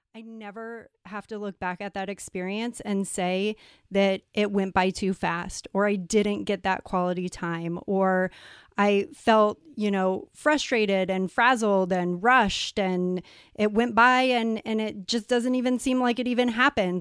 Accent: San Diego, California, United States; moved away as an adult; now in Puerto Rico; I'm actually from San Diego, but we are living in Puerto Rico

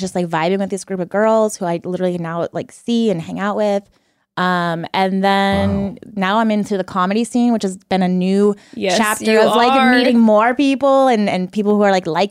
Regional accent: Washington, United States; moved away as an adult; now in San Diego, United States; I was born and raised in Washington my whole life, lived there.

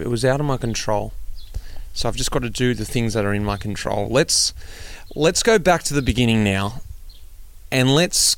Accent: Australia; moved away; I'm an Australian, I'm over here, I don't get to see my extended family

